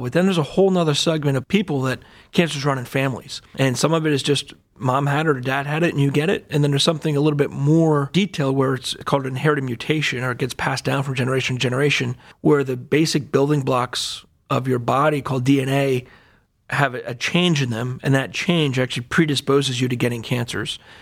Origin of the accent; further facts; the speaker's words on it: Allentown, Pennsylvania, United States; moved away as an adult; also born or lived in Durham, North Carolina; now in Cleveland, United States; I grew up in Allentown, Pennsylvania, a little bit outside of Philadelphia